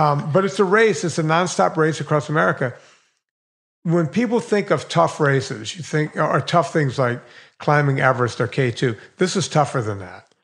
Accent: Bayou Lafourche, Louisiana, United States; now in Woodland Hills, United States; I grew up on the longest bayou in the world. It's a hundred miles long

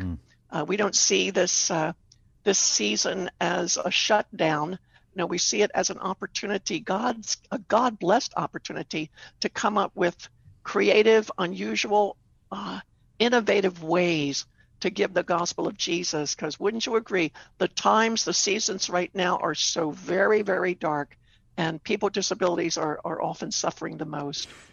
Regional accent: Baltimore, Maryland, United States; I lived, I grew up in Baltimore, did my rehabilitation there

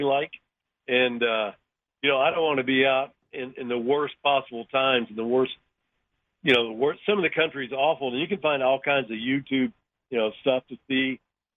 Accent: Dallas, Texas, United States; my neighbor, who's my buddy from high school, and we grew up in Dallas

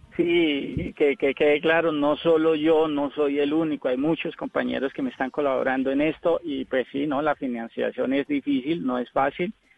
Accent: Molagavita, Santander, Colombia; also born or lived in Girón, Santander; now in Cali, Colombia; Yo soy de un pueblito llamado Girón, a 15 minutos de Bucaramanga, y gran parte de mi infancia me crié con los valores del campo en Molagavita, Santander.

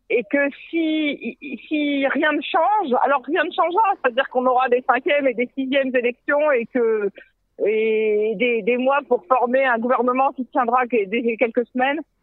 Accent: France; now in Israel; je viens de France

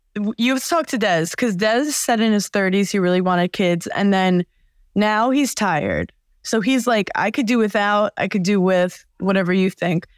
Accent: New York, United States; I'm from New York

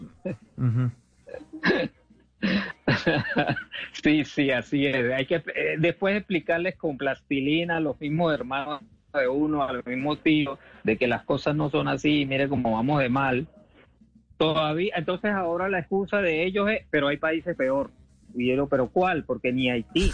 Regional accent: Venezuela; somos muchos los venezolanos

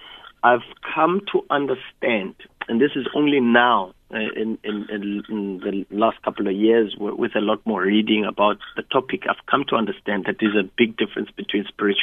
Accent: Soweto, Gauteng, South Africa; I grew up in Soweto

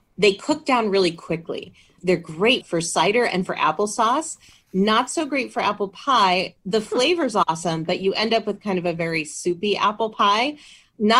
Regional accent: Windsor, Connecticut, United States; now in Massachusetts, United States; I grew up in Windsor, Connecticut, and very fond of my home state

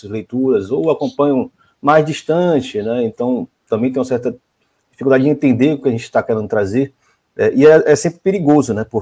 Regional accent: Bahia, Brazil; Claro, eu sou da Bahia

